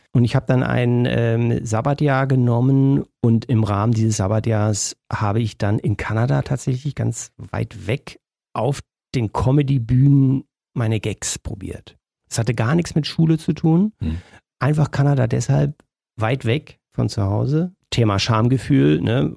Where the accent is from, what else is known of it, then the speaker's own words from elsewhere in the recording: Germany; ich da als Deutscher